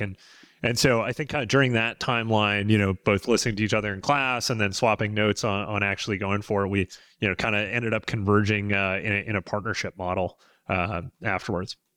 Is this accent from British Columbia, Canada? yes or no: yes; British Columbia, Canada; moved away as an adult; I'm a Canadian, so I was born and raised in, in British Columbia